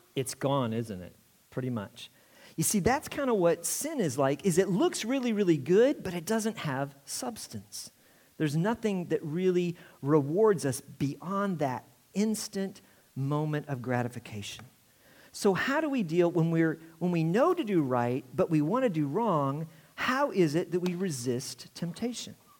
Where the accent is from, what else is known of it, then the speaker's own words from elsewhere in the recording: Indiana, United States; I'm from Indiana